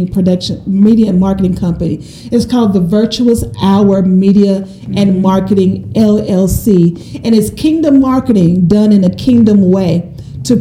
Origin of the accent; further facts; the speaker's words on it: Shreveport, Louisiana, United States; I was born and raised in Shreveport, Louisiana. I'm a little country girl.